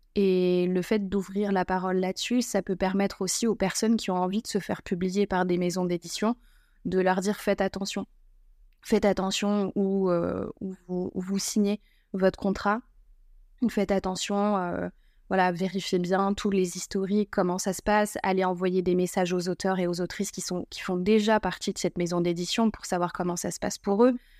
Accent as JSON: {"language": "French", "region": "northern France", "country": "France", "said": "je suis originaire du nord de la France"}